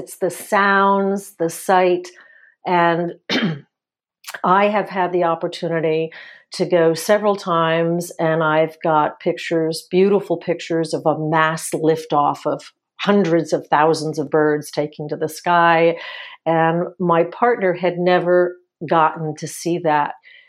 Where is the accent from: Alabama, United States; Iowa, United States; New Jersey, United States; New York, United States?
New Jersey, United States; when I was growing up in the house that I grew up in New Jersey, North Central New Jersey